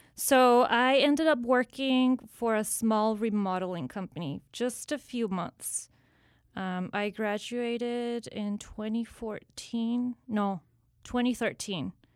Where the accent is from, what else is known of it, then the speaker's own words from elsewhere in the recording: San Antonio, Texas, United States; from San Antonio, uh, first generation from, parents from Mexico, um, pretty much grew up here.